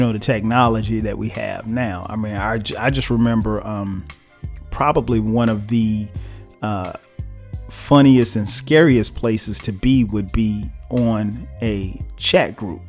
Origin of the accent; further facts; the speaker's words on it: South Carolina, United States; moved away as an adult; now in Atlanta, United States; we're from South Carolina